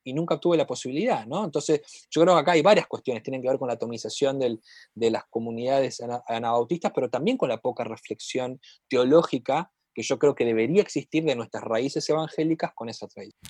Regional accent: Santa Fe, Argentina; yo vengo de Santa Fe, que está al lado de Chaco

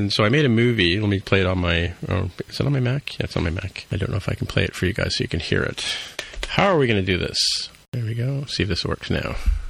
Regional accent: Canada; because we're Canadian

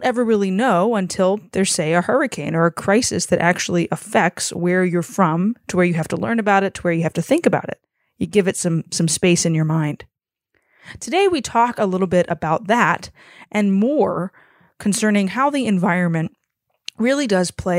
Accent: Lake Charles, Louisiana, United States; my hometown, the city of Lake Charles

